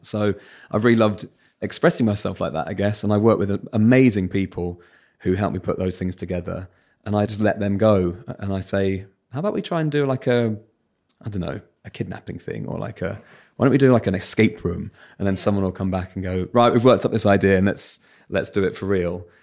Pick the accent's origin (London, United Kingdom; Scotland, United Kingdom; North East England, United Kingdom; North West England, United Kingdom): London, United Kingdom; Bromley; accent: Southern; It's very normal Bromley-based childhoods